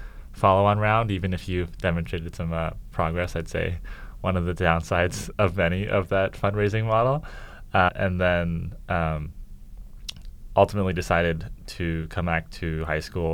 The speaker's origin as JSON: {"language": "English", "town": "Vancouver", "region": "British Columbia", "country": "Canada", "said": "I'm from Vancouver, Canada. So we say like, I don't know, grade 10, 11, 12, rather than like junior, senior"}